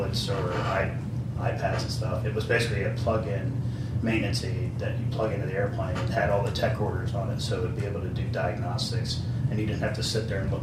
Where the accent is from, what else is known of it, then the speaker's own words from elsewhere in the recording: Delaware, United States; moved away as an adult; I'm from Delaware